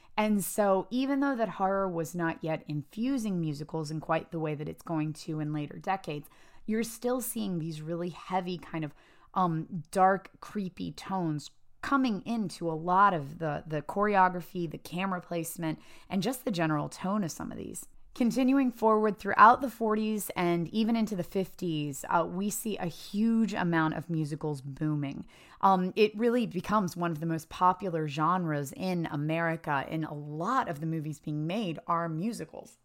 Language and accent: English; Appalachia, United States; I grew up in Appalachia in a very, very small town